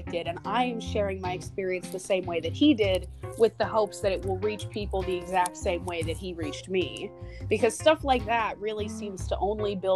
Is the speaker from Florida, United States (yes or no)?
yes; Central Florida, United States; moved away as an adult; now in Pennsylvania, United States; growing up in Central Florida, like, everybody is at least theme park aware to some degree